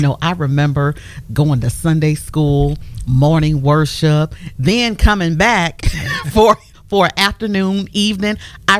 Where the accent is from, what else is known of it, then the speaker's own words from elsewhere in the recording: Canton, Ohio, United States; we all attended the same church at Pentecostal Temple, Church of God in Christ in Canton, Ohio